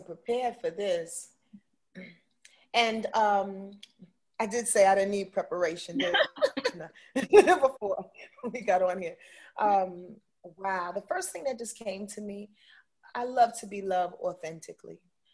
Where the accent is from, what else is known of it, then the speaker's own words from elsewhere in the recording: Yonkers, New York, United States; I'm from Yonkers, New York